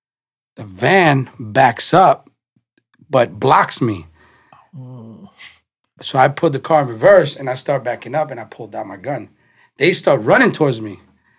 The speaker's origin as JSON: {"language": "English", "town": "New York City", "region": "New York", "country": "United States", "said": "I'm from the Bronx"}